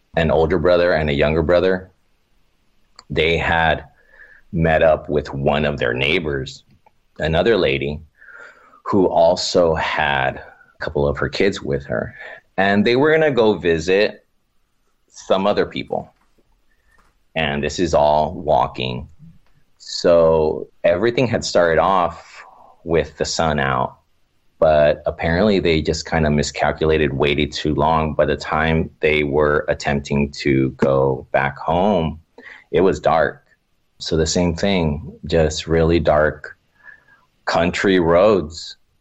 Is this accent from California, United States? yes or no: yes; Oxnard, California, United States; I'm originally from Oxnard, California